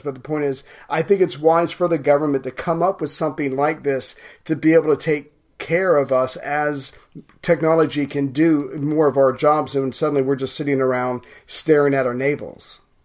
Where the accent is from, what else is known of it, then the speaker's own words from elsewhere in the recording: United States; as an American